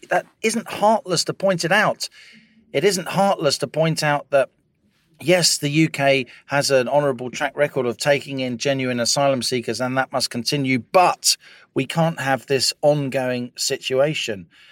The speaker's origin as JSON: {"language": "English", "country": "Ireland", "also_born_or_lived": "London", "moved": "yes", "said": "as an Irish person during the seventies and eighties"}